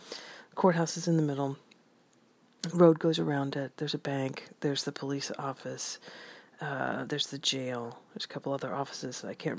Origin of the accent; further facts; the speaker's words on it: Versailles, Kentucky, United States; I grew up in a little place called Versailles, Kentucky. Like I said, Versailles is known for its horses and for its rolling hills